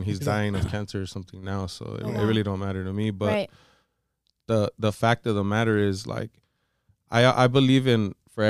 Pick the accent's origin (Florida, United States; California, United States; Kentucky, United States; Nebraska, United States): Florida, United States; you know, I'm from Florida